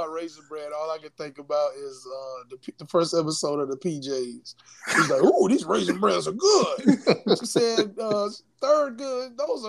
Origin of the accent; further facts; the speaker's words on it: South Florida, United States; I'm from South Florida